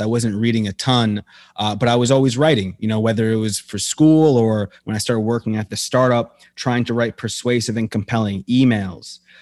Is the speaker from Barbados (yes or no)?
no; United States